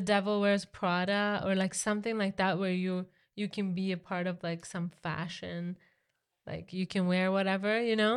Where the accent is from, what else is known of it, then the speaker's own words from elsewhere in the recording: Iran; moved away; growing up in Iran